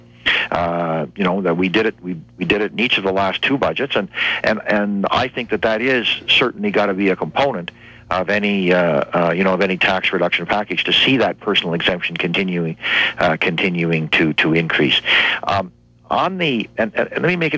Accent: Windsor, Ontario, Canada; now in Quebec, Canada; I grew up in Ontario. I grew up not far from here in Windsor

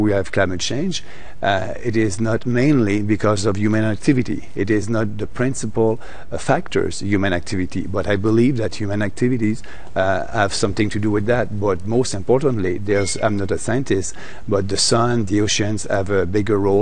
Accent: Quebec, Canada; I'm coming from Quebec

